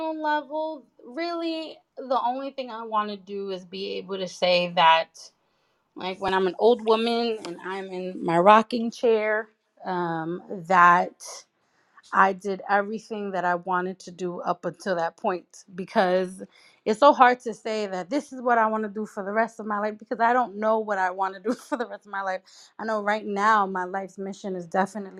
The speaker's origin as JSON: {"language": "English", "town": "New York City", "region": "New York", "country": "United States", "tie": "born or raised there", "said": "a young woman growing up in Brooklyn"}